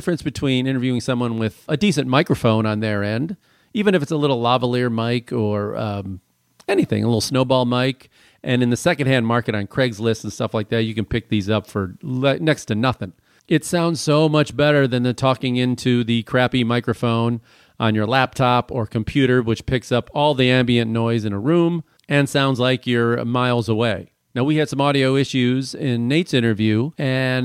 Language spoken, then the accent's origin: English; Chicago, Illinois, United States; I'm from Chicago